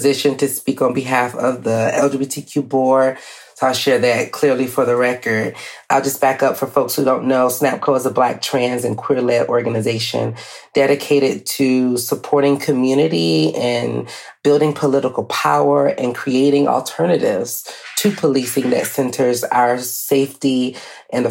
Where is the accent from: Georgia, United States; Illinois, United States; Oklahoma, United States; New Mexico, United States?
Georgia, United States; Atlanta; Black person being born and raised in Atlanta, a Grady baby